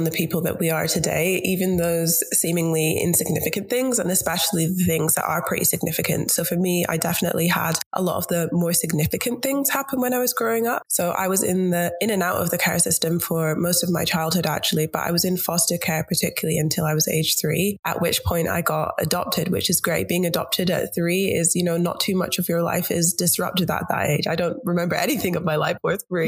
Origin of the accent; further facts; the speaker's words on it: Scotland, United Kingdom; moved away as an adult; now in Melbourne, Australia; I'm actually from Scotland